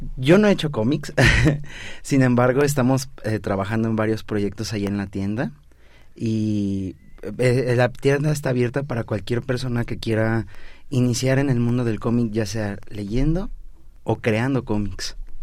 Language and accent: Spanish; Mexico; nosotros como mexicanos